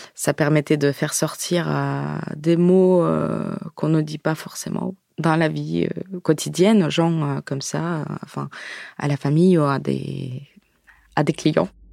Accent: Ukraine; French is a second language; moved away as an adult; now in France; je, suis née en Ukraine. Maintenant, je viens en France.

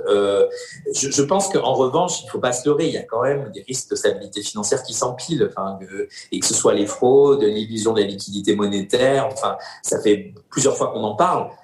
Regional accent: France; now in Germany; je suis français

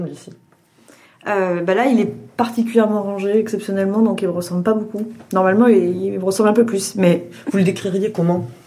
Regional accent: Paris, Île-de-France, France; Dans le 10e arrondissement, près de la gare du Nord.

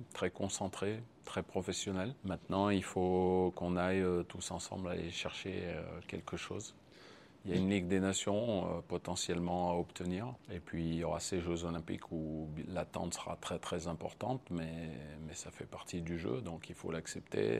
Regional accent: France; Je suis français

